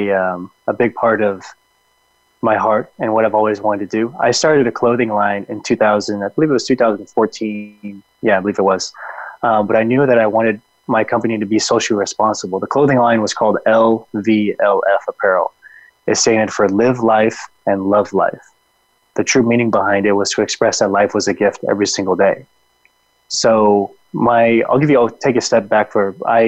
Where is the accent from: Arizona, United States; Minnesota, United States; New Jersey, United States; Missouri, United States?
Arizona, United States; Phoenix; I was born here in Phoenix, but my parents were born and my brothers were born in New Mexico